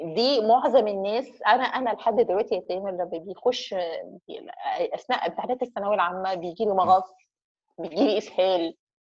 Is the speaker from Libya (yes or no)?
no; Egypt; احنا كمصريين